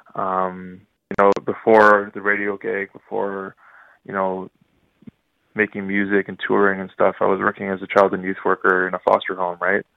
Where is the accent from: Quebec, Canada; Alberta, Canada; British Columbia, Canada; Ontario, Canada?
Ontario, Canada; Ottawa; I was born and raised in Ottawa, but, uh, I'm actually Ojibwe from the Tatchuan First Nation